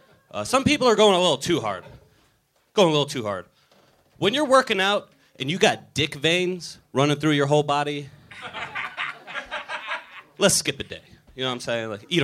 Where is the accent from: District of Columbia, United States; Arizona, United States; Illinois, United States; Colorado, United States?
District of Columbia, United States; Washington; now in Los Angeles, United States; D.C., mostly.